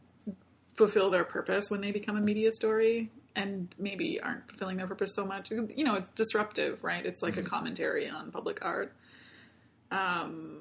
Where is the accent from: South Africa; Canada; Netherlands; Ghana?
Canada; also born or lived in Germany; I'm a Canadian